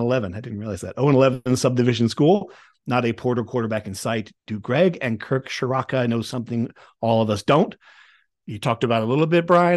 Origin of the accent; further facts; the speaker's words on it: Nutley, New Jersey, United States; I grew up in Nutley, North Jersey